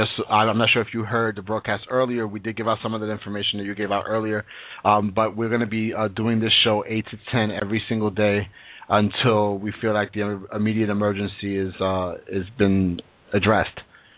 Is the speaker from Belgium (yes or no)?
no; Brooklyn, New York, United States; from Brooklyn.